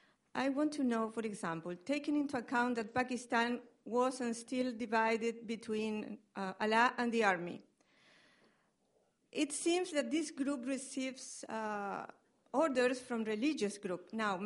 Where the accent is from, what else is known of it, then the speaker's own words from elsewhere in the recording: Argentina; I'm from Argentina.